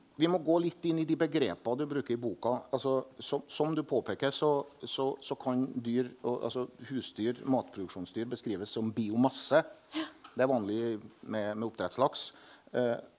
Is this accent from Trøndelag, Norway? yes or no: yes; Selbu, Trøndelag, Norway; jeg er jo vokst opp med at alle dyr i melkefjøset til min far, for eksempel hjemme i Selbu, hadde navn